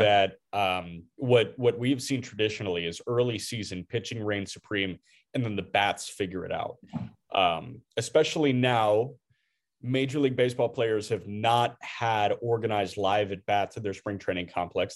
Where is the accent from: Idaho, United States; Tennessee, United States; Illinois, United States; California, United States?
Illinois, United States; Chicago; as a Chicagoan